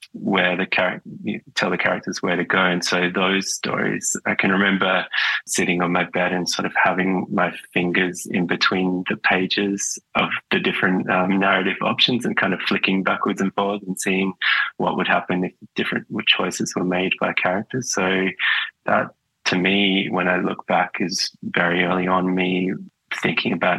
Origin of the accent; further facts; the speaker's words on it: Perth, Western Australia, Australia; moved away as an adult; now in Melbourne, Australia; I grew up in Perth, sort of on the outer suburbs of Perth.